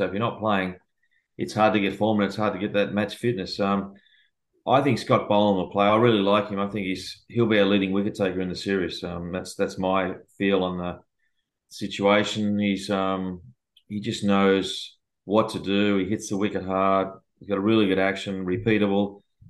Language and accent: English; Australia; I'm an Aussie